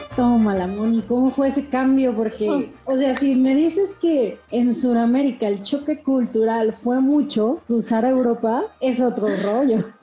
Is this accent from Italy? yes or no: no; Mexico; como decimos aquí en México